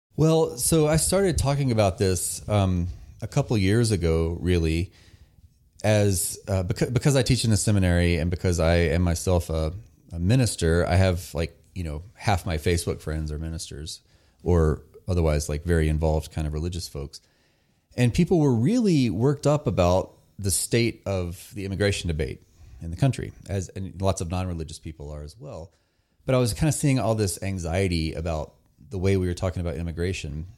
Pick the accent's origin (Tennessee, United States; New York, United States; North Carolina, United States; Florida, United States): North Carolina, United States; I grew up in very rural North Carolina